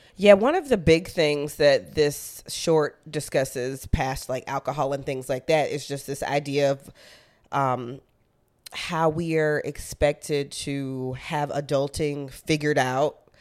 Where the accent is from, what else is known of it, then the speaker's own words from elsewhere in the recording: Athens, Georgia, United States; moved away as an adult; also born or lived in Chicago; I was born and raised in Athens, Georgia, and I went to school in the University of Georgia, which is in the same exact town